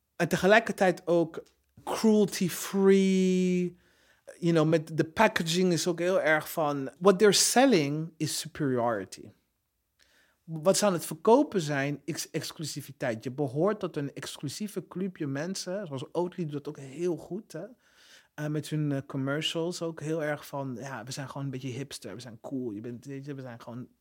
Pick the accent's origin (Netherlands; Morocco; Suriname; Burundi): Burundi; moved away; het land waar ik vandaan kom, Burundi.